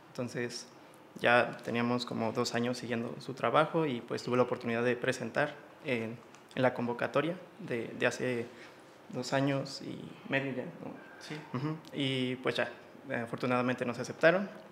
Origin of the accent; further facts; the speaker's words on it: San Miguel de Allende, Guanajuato, Mexico; now in Irapuato, Mexico; soy de San Miguel, soy originario de San Miguel de Allende